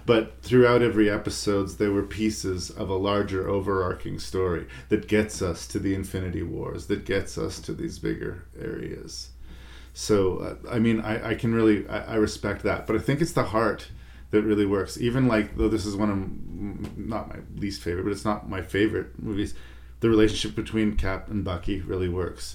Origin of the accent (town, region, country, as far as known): Canada